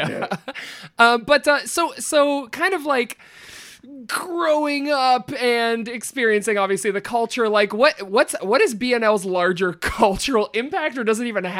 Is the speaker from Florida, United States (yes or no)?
no; Ohio, United States; We are Ohioans.